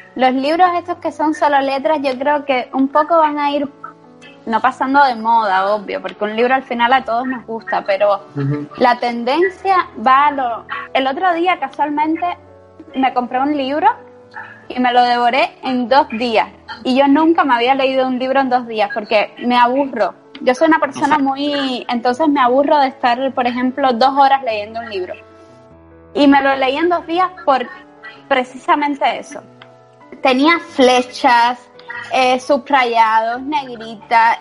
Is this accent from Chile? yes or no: no; Cuba; now in Spain